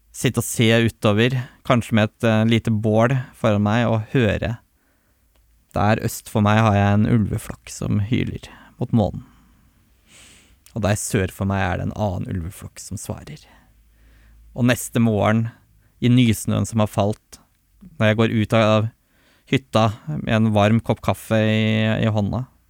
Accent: Tolga, Innlandet, Norway; Jeg er oppvokst i Østerdalen og Glåmdalsregionen

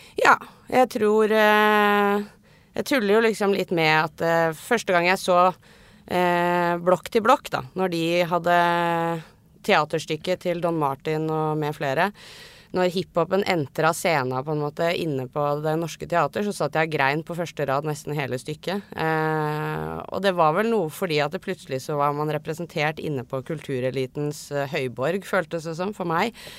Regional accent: Oslo, Norway; Jeg er riktignok fra Tøyen og vokste opp med mye norsk-pakistanere

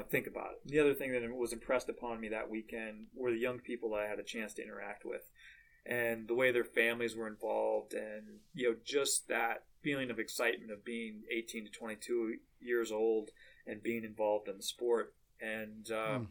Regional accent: South Dakota, United States; growing up in South Dakota

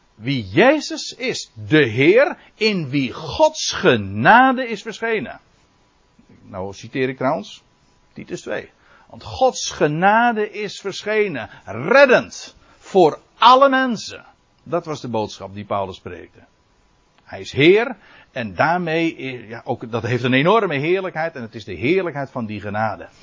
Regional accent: Netherlands; wij als Nederlanders

